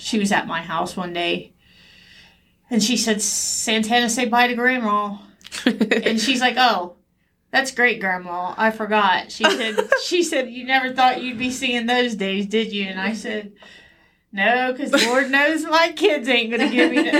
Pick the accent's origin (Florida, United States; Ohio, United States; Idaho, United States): Ohio, United States; New Rome; I grew up in Lincoln Village in New Rome